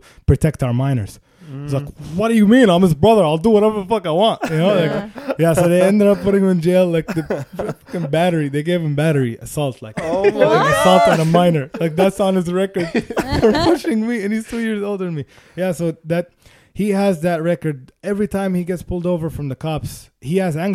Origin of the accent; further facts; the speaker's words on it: Sharjah, United Arab Emirates; moved away; also born or lived in Chicago; I grew up in Sharjah.